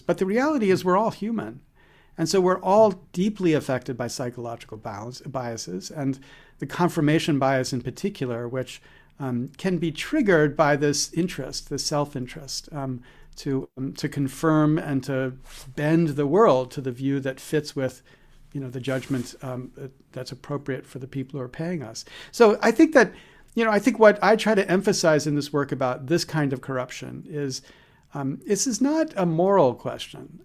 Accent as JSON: {"language": "English", "country": "United States", "said": "I'm as good as an American can be"}